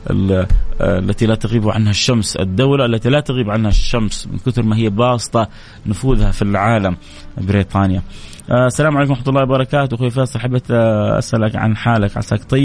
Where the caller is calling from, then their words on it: Damad, Jazan Province, Saudi Arabia; ومن جازان من ضمد